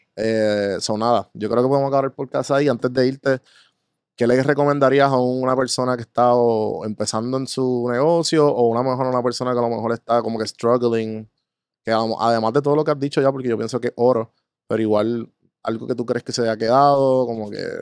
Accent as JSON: {"language": "Spanish", "country": "Puerto Rico", "said": "yo soy boricua"}